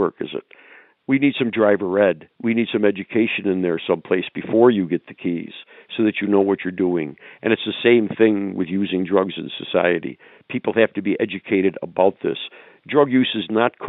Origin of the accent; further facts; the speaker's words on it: New York, United States; I grew up in New York State. And when I was a kid growing up in New York State